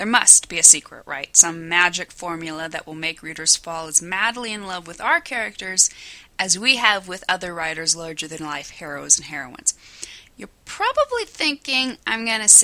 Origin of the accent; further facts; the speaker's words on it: Scottsbluff, Nebraska, United States; my hometown of Scottsbluff, Nebraska